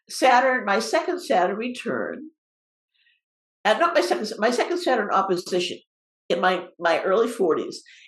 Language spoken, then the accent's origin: English; Cape Cod, Massachusetts, United States; moved away; also born or lived in West Coast; I was raised on Cape Cod on the ocean on the East Coast